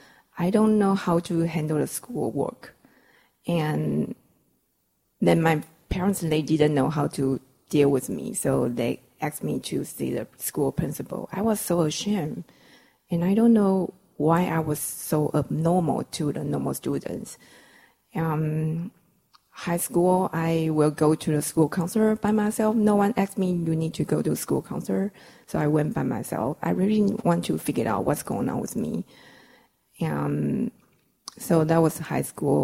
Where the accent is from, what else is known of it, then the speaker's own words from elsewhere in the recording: Taiwan; English is a second language; I come from Taiwan, so we're using kilos and centimeter.